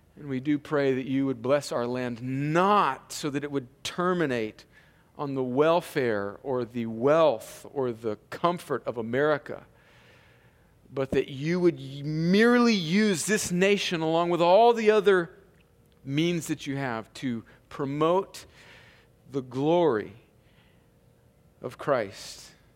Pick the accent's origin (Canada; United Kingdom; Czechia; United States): United States; Imperial Valley, California; born or raised there; moved away